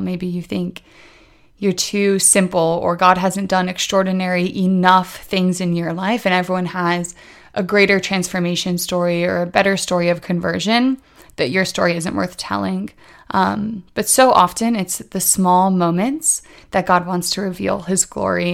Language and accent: English; Indiana, United States; moved away as an adult; now in Washington, D.C., United States; I'm originally from Indiana, but a year ago I moved to Washington, D C